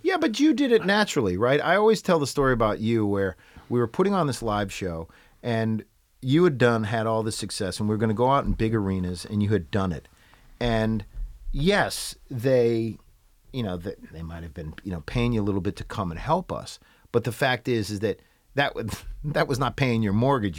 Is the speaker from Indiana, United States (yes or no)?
no; New Hampshire, United States; moved away as an adult; also born or lived in New York; I grew up in New Hampshire and went to the University of New Hampshire